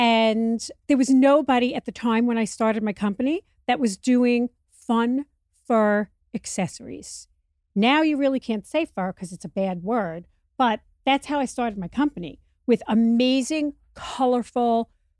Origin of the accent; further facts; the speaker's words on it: New York, United States; I was obsessed with my mother and my grandmother's fur coats. We grew up in New York.